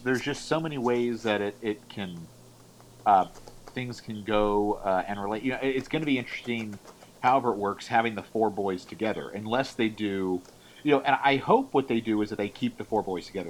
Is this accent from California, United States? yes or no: yes; California, United States; I'm born and raised in California